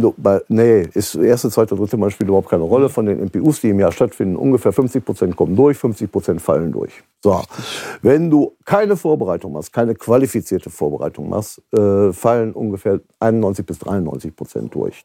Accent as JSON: {"language": "German", "area": "Kleve district", "region": "North Rhine-Westphalia", "country": "Germany", "said": "Kreis Kleve zum Beispiel, wo ich herkomme"}